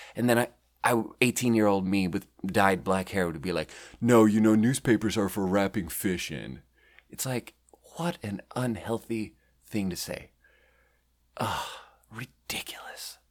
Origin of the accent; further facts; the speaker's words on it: Sweden; moved away as an adult; also born or lived in Beijing, China / Shanghai, China; now in Pacific Northwest, United States; I was born and raised in Sweden